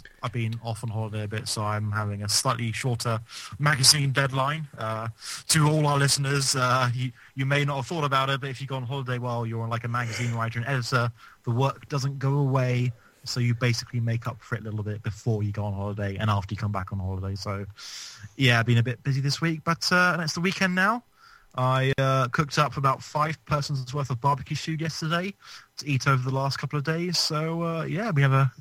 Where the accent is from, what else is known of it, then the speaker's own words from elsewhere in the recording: England, United Kingdom; I'm English. I live in England